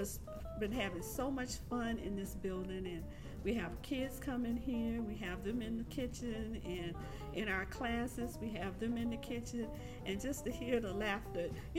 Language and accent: English; Orlando, Florida, United States; I was born and raised in Orlando